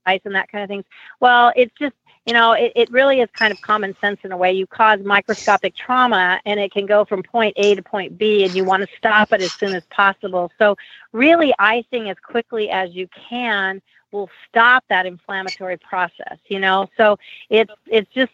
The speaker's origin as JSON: {"language": "English", "town": "Omaha", "region": "Nebraska", "country": "United States", "said": "I'm from Omaha, Nebraska, where it does snow"}